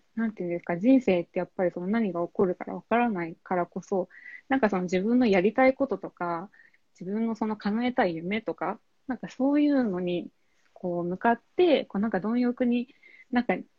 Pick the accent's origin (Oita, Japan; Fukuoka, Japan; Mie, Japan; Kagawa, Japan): Oita, Japan; Kyushu; moved away as an adult; now in Tokyo, Japan; 九州の大分県出身なんですけど、えっと、今東京に住んでまして